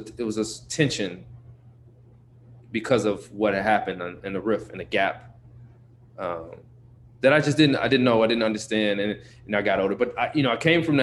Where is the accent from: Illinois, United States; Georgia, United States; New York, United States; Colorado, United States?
Illinois, United States; Chicago; Born and raised on the South Side of Chicago, to a single mom.